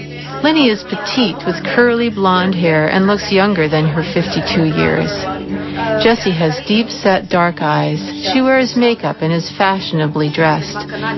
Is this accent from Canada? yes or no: yes; Nova Scotia, Canada; also born or lived in Hawaii; My early years were spent growing up in Nova Scotia, where simply the fact of being Americans made us outsiders. As an adult, I ended up living in Hawaii for 9 years.